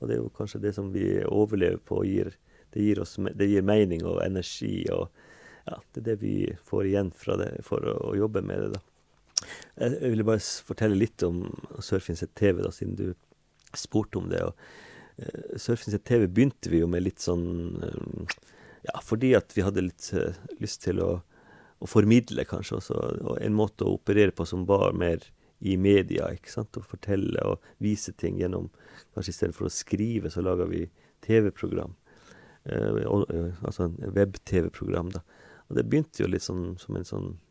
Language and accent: Norwegian; Kåfjord, Troms, Norway; jeg kommer fra et småbruk da, med, i, ved sjøen, da, i, ved Kåfjorden, Gaivåtna, der oppe i Nord-Troms